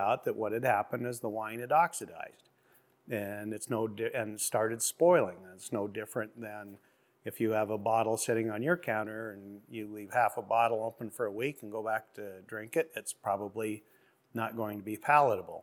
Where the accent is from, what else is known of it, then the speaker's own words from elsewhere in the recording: Burley, Idaho, United States; now in Oregon, United States; I was born in 61 in Burley, Idaho. And my family operated a large ranch